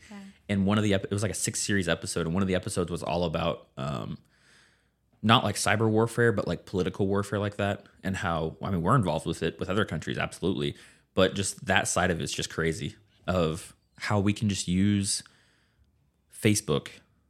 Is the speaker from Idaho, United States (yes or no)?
no; Lane, Kansas, United States; now in Derby, United States; Well, I live in Derby, but I'm from Lane.